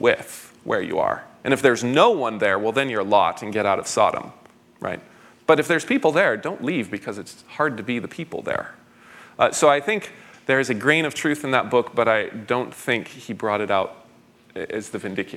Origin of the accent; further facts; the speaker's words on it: California, United States; also born or lived in San Francisco; I was born in California. I'm a fourth generation Californian.